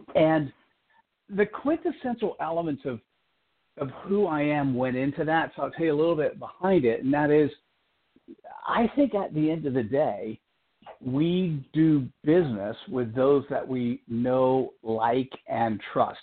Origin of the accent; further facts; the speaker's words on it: East Coast, United States; now in Silicon Valley, United States; I was born on the East Coast